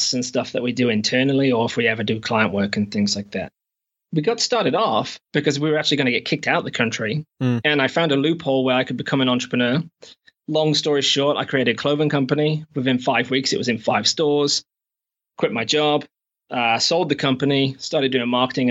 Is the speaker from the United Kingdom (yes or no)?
yes; England, United Kingdom; moved away as an adult; also born or lived in Shropshire / United States / Canada; now in New Zealand; I'm actually from England, but I've not been back in 8 or 9 years